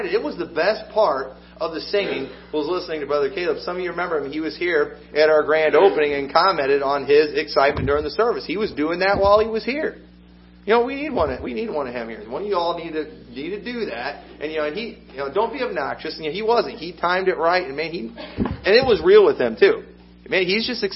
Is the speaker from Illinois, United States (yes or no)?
yes; Illinois, United States; I'm from Illinois